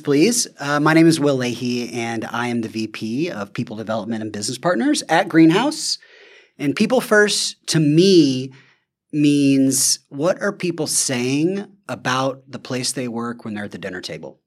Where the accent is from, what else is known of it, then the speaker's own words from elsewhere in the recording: the South, United States; I'm from the South